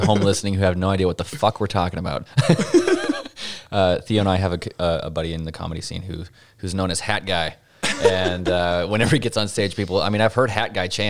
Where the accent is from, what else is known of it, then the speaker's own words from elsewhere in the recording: Pinesdale, Montana, United States; But in the AUB, like where I grew up in Pinesdale, Montana, there has been this split.